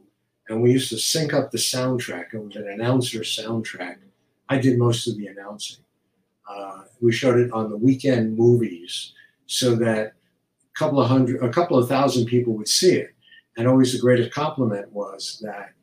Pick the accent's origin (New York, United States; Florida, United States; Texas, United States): New York, United States; New York City; I grew up in Kew Garden Hills, Queens